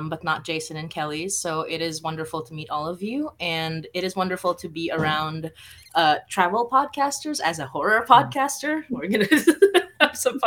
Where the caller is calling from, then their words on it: Toronto, Ontario, Canada; I'm calling from Toronto, Ontario.